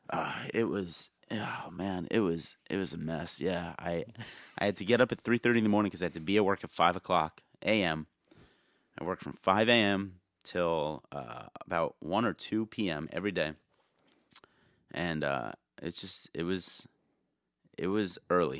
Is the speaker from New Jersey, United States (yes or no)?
yes; New Jersey, United States; also born or lived in Yonkers, New York; I grew up in Jersey